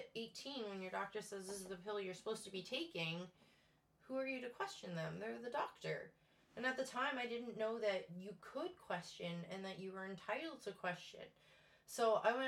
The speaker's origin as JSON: {"language": "English", "town": "Windsor", "region": "Ontario", "country": "Canada", "tie": "born or raised there", "also_born_or_lived": "Ottawa / Thunder Bay", "moved": "as an adult", "lives_now": "New Brunswick, Canada", "said": "I was born and raised in Windsor, Ontario. I moved to New Brunswick the day after my 29th birthday"}